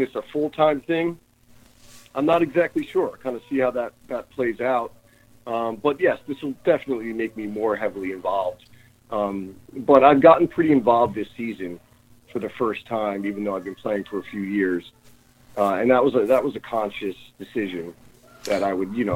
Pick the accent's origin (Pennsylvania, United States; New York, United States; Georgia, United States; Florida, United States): New York, United States; now in San Francisco, United States; From New York. From New York originally. I live in San Francisco now, live and work out here in San Francisco